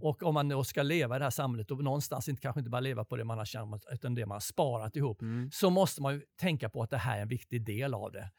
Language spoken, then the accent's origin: Swedish; Sweden; Jag kom från Sverige.